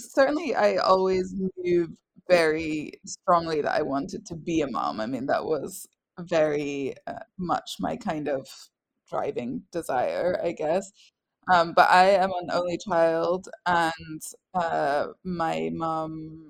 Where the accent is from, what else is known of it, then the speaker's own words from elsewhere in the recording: Scotland, United Kingdom; accent: strange; also born or lived in England; now in France; So I am British. I was born in England and I am English, but I grew up in Scotland, which is why I have a strange accent that nobody can make sense of. And I live in France